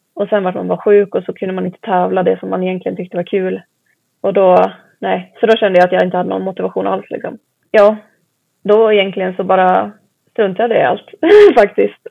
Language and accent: Swedish; Mantorp, Östergötland, Sweden; jag är uppväxt i Mantorp heter det, så det ligger i Östergötland